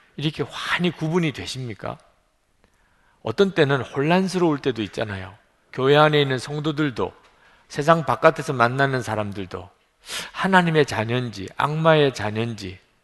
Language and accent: Korean; Busan, South Korea; moved away; 저 부산에서 자랐기 때문에 사투리도 쓰고